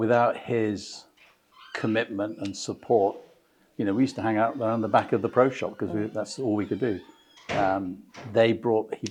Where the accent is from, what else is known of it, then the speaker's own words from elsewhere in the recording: Brighton, South East England, United Kingdom; I was born in Brighton in Sussex, so very much a southerner.